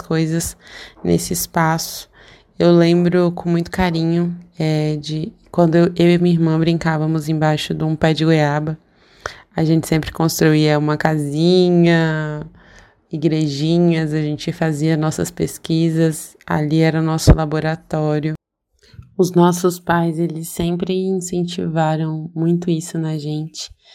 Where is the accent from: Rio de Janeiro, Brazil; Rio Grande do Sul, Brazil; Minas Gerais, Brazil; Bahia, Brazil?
Bahia, Brazil; eu nasci numa cidade bem pequena, na Bahia, no estado da Bahia.